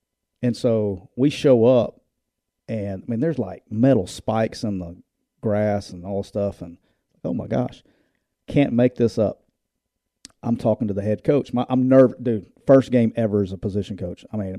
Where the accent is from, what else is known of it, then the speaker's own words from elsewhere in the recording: Alabama, United States; Yeah, so I'm from Alabama.